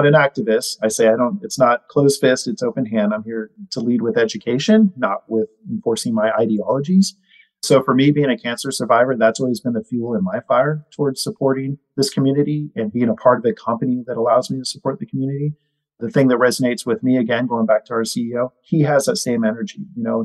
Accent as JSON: {"language": "English", "region": "Northern California", "country": "United States", "tie": "born or raised there", "said": "I grew up in NorCal"}